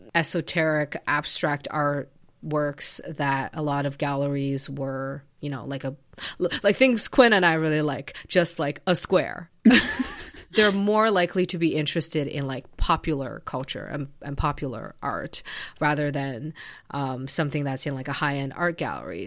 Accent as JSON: {"language": "English", "country": "Canada", "said": "I'm Canadian"}